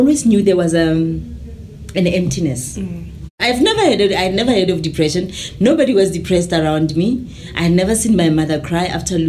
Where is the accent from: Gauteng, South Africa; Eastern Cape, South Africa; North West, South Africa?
North West, South Africa; Mahikeng; moved away; also born or lived in Kagiso, South Africa; I was born in Kagiso, grew up in Mafikeng.